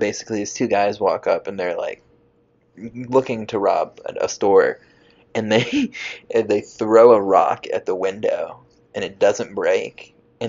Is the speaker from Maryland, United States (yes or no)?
no; Garner, North Carolina, United States; I'm from Garner, but I'm like actually from a place called the Cleveland community.